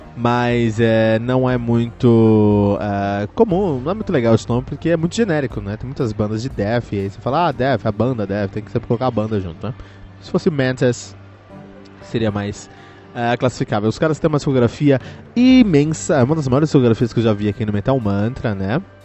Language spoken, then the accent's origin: Portuguese; Cotia, São Paulo, Brazil; eu que cresci em Cotia, ali tínhamos um, um bar chamado Incinerator